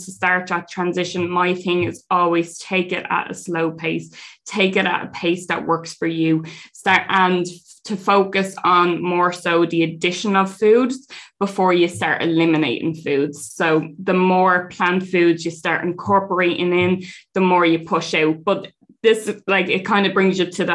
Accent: Dublin, Leinster, Ireland; two of us from Dublin, not used to farm life.

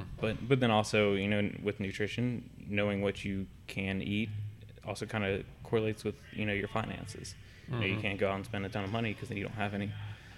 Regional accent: Salt Lake City, Utah, United States; born there; Yeah, I was born in Salt Lake City and then moved out. Yeah, moved out from there when I was 2.

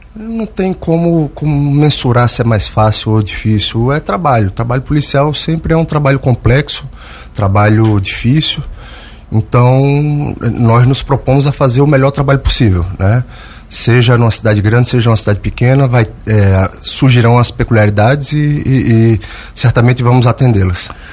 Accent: Santos, São Paulo, Brazil; also born or lived in Brusque, Santa Catarina / Greater Florianópolis, Santa Catarina; now in Lauro Müller, Brazil; Sou natural de São Paulo, Santos.

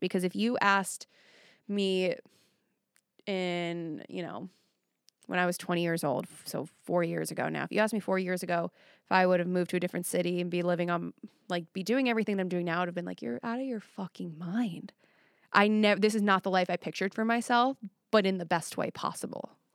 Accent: Long Island, New York, United States; now in Nashville, United States; on Long Island, but where I was at, it was a lot of working class

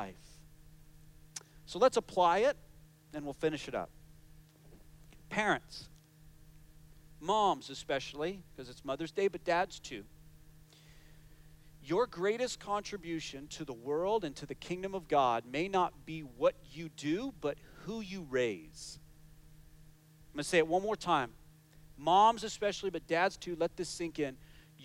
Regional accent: United States; moved away; my home country of the United States

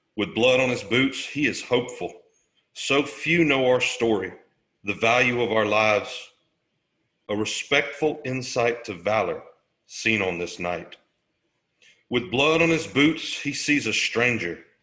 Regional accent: Southeast Alabama, United States; also born or lived in Killeen, Texas; I grew up in Southeast Alabama.

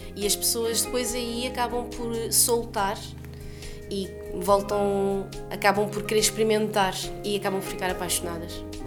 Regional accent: Lisbon, Portugal; also born or lived in France; nasci em Lisboa, mas sou descendente, uh, minha família nasceu toda em Angola

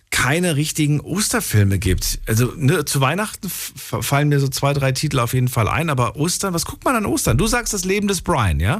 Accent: Bonn, North Rhine-Westphalia, Germany; ich komme aus Bonn.

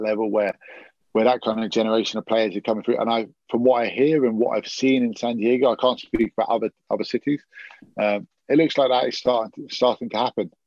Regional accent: England, United Kingdom; as an English spectator

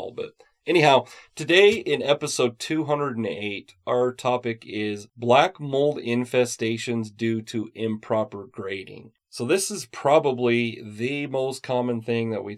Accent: Utah, United States; I was born and raised in Utah, so I'm used to the seasons here.

